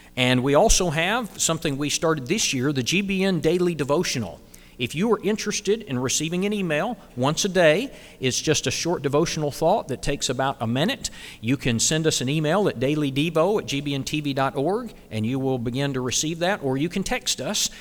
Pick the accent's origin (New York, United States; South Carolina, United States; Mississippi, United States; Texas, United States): South Carolina, United States; my home state of South Carolina